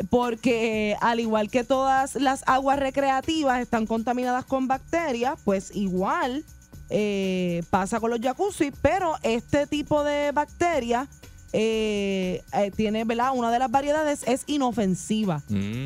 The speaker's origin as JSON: {"language": "Spanish", "country": "Puerto Rico"}